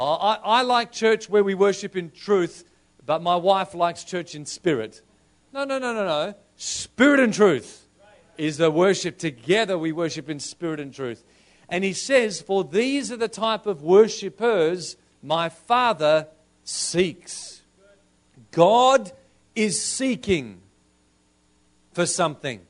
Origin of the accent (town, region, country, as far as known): Australia